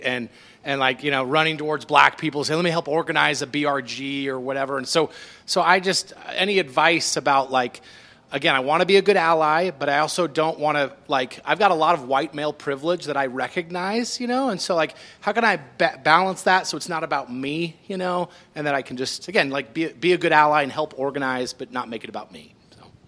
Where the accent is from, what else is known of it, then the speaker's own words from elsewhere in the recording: Utah, United States; I've been here my whole life